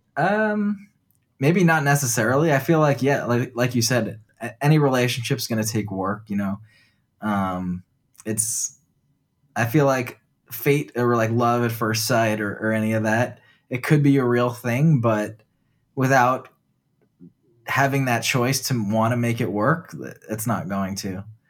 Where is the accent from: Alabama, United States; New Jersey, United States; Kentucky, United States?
New Jersey, United States; when I was growing up in New Jersey